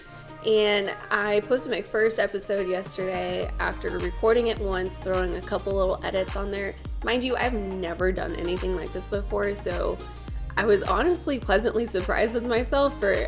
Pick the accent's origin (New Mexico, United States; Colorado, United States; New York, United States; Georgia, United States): New Mexico, United States; moved away as an adult; now in Lubbock, United States; I'm from New Mexico originally, but I've been in Texas for 10 years-ish